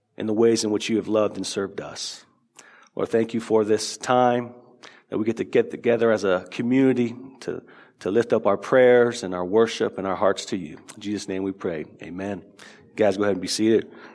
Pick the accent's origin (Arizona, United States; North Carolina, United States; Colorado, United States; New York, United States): Arizona, United States; Tucson; I grew up in Tucson